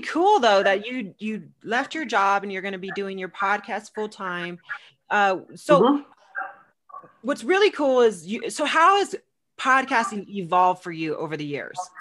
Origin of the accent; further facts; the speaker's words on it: United States; moved away as an adult; also born or lived in Arizona / California; now in Casper, United States; I'm originally from California, Arizona, and this is my first mm. winter I'm doing here